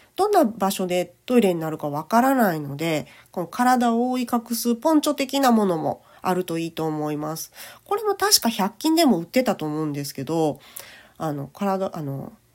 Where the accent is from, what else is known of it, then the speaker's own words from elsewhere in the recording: Kochi, Japan; 生まれも育ちも高知県